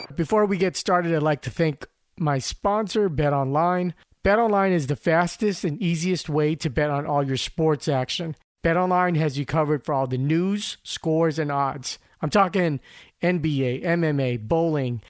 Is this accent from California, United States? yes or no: yes; Glendale, California, United States; born or raised there; also born or lived in Philippines